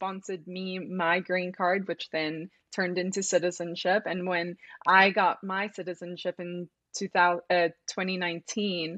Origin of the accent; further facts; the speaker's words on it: South Africa; moved away as an adult; also born or lived in Arkansas / Colorado; now in United States; And I am South African